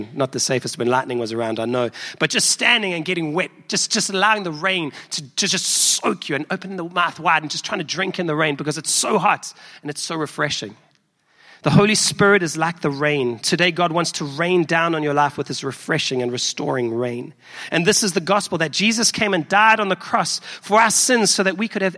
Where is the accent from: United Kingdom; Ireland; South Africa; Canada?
South Africa; accent: South African; now in Chicago, United States; I'm from South Africa, if you may have picked up from my accent